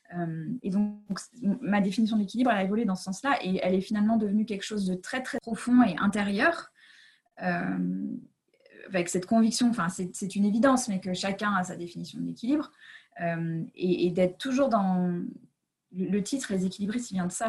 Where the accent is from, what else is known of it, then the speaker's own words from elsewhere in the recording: United States; moved away; j'ai grandi aux États-Unis